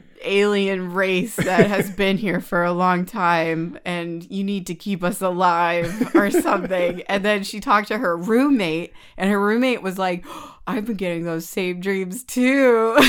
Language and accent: English; California, United States; also born or lived in England; I'm from California. I'm a California Bay Area girl, like through and through. This is where I'm from.